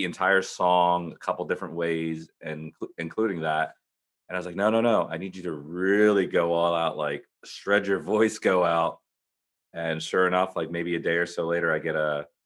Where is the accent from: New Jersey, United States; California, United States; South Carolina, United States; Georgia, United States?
New Jersey, United States; Burlington; my hometown in Burlington, New Jersey